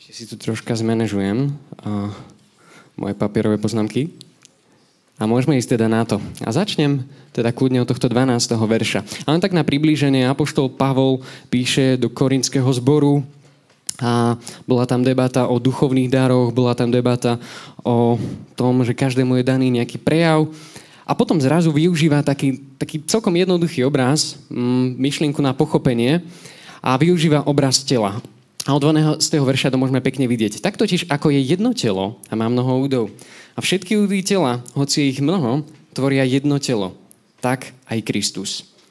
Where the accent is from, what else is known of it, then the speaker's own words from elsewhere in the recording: Nové Zámky, Nitra Region, Slovakia; moved away as an adult; now in Nitra, Slovakia; ja som originál z Nových zámkov